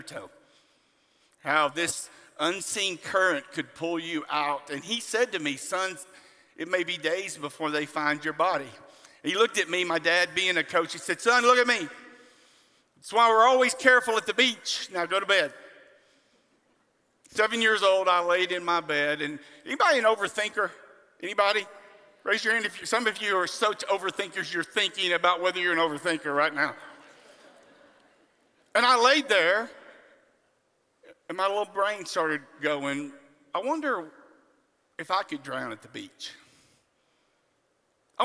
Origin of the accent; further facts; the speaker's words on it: on the Gulf Coast, South Texas, United States; I grew up in South Texas, on the Gulf Coast